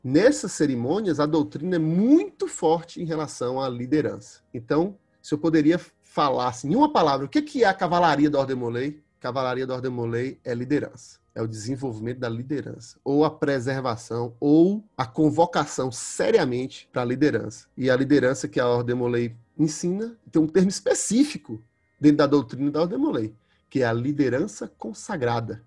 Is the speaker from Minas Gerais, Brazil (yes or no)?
no; Brumado, Bahia, Brazil; sou do interior da Bahia, sou de Brumado, interior da Bahia